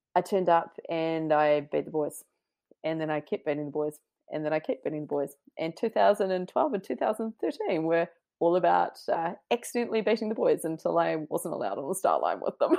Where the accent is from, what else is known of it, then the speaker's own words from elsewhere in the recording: New Zealand; moved away as an adult; also born or lived in London; being the Kiwi sleuth that I was